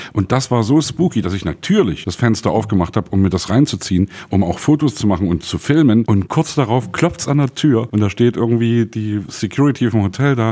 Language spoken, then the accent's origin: German; Saxony, Germany; ich komme aus Sachsen